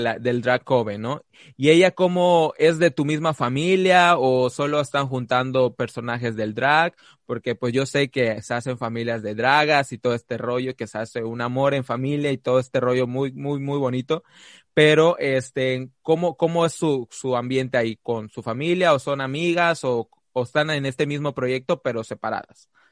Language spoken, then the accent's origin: Spanish; Quintana Roo, Mexico; somos de Quintana Roo